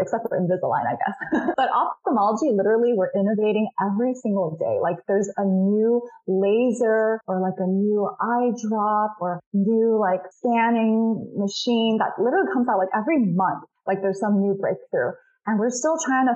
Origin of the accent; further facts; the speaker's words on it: Rowland Heights, California, United States; also born or lived in Shanghai, China; I literally bought a practice in my hometown of Roland Heights where I grew up